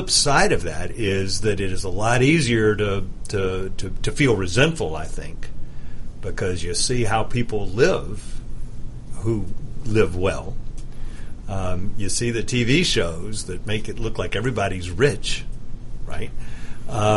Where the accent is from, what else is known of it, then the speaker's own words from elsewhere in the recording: United States; I'm going to speak as an American because that's what I am